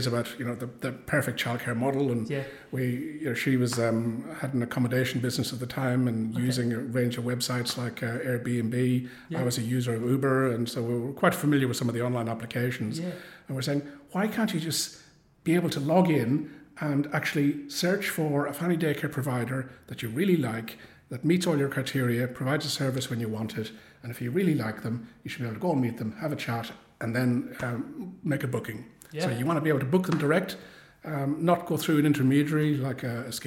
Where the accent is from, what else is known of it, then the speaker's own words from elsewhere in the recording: Ireland; accent: Irish; moved away as an adult; also born or lived in Woodend, Victoria, Australia; now in Geelong, Australia; I came from Ireland, as you can probably tell from the accent. Arrived in 1991